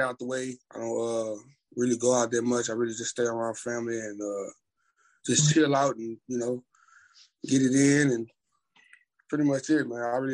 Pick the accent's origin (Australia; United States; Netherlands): United States; Orange, Texas; I grew up in Orange, Texas, aka the Fruit City